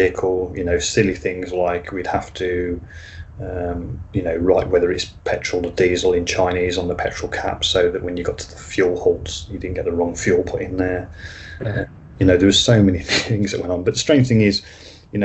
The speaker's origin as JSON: {"language": "English", "country": "United Kingdom", "said": "being British"}